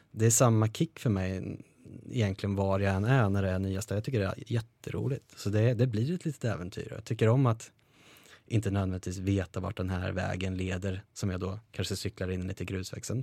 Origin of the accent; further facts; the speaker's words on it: Karlskoga, Örebro County, Sweden; moved away as an adult; de tjejerna och killarna som jag hade hemma i Karlskoga